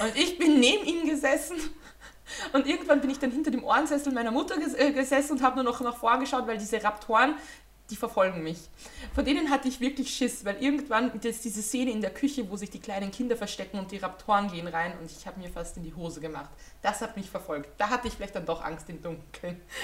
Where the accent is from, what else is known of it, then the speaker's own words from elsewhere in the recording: Austria; als Österreicherin